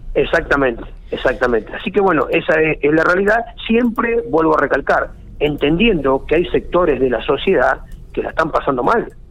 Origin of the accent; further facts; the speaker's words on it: Argentina; especialmente como argentinos